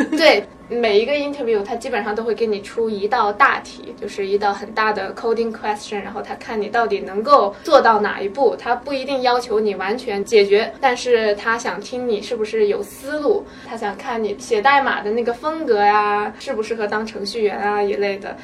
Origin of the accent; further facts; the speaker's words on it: China; now in United States; 我们中国人